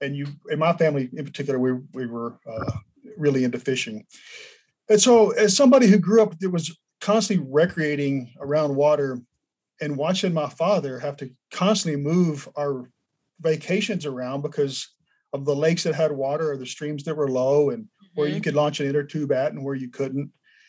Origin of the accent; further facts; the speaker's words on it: Del Rio, Texas, United States; moved away as an adult; also born or lived in Austin / Alabama; I am native Texan, but more specifically, I'm native West Texan. I grew up on the border near Del Rio in the more arid part of the state